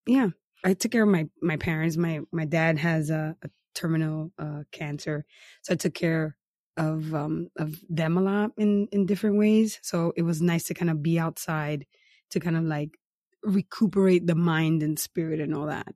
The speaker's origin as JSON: {"language": "English", "town": "New York City", "region": "New York", "country": "United States", "said": "I'm from New York City, so beach towns are vacations to me"}